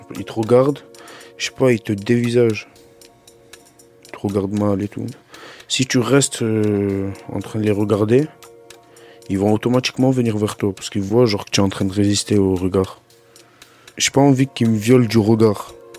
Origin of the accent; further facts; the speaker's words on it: Marseille, Provence-Alpes-Côte d'Azur, France; also born or lived in Algeria; je viens de Marseille et j'ai grandi là-bas. J'ai grandi dans le centre-ville de Marseille